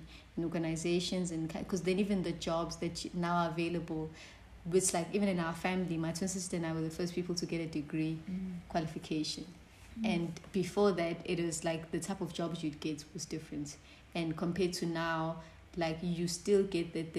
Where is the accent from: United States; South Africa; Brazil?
South Africa; Johannesburg, Gauteng; moved away as an adult; now in Pietermaritzburg, South Africa; I grew up in Johannesburg where it was very segregated